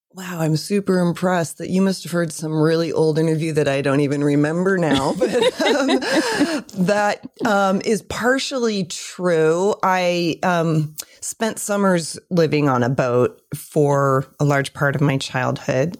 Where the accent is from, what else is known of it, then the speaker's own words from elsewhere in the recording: Michigan, United States; moved away; also born or lived in California; lived in Michigan for a long time.